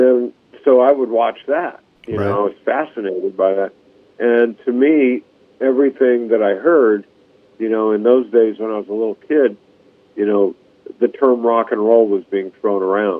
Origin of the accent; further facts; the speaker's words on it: California, United States; growing up in California at that time, late 50s, early 60s, up until mid 60s